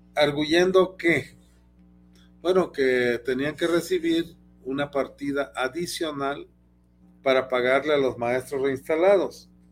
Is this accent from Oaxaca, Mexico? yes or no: yes; Oaxaca, Mexico; soy oaxaqueño